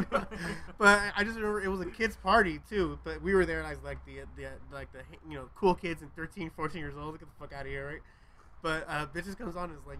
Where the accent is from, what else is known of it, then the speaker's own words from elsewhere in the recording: Long Beach, California, United States; where we grew up in Long Beach